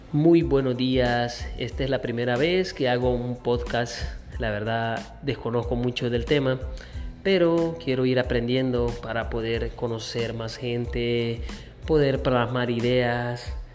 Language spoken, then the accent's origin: Spanish; Sonsonate, El Salvador; now in Houston, United States; Soy de El Salvador, soy nacido en Sonsonate